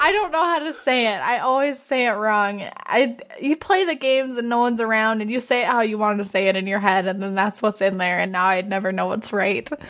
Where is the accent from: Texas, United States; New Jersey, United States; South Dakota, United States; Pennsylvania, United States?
South Dakota, United States; moved away; we're from South Dakota